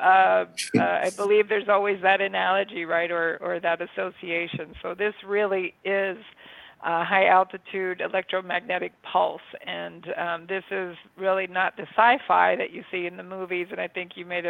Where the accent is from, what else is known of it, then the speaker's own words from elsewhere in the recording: United States; also born or lived in Florida; I'm from Amish country